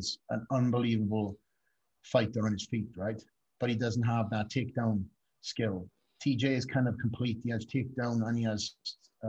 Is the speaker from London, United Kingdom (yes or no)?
no; Wales, United Kingdom; moved away; I'm a kid from Wales.